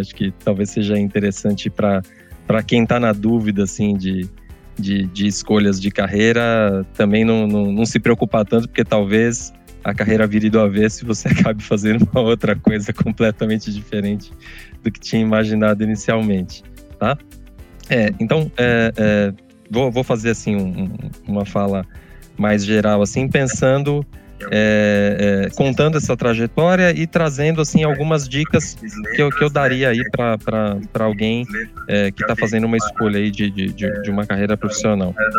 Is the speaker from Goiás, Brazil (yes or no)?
no; São Bernardo do Campo, São Paulo, Brazil; Eu nasci em São Paulo, mas sempre, sempre morei aqui em São Bernardo